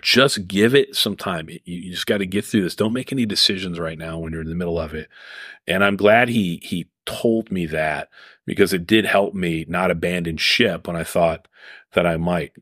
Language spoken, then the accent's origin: English; Cheverly, Maryland, United States; I grew up in Cheverly, Maryland